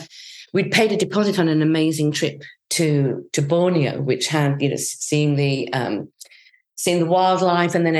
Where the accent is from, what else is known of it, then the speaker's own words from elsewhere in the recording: Yorkshire and the Humber, United Kingdom; I was born and brought up in Yorkshire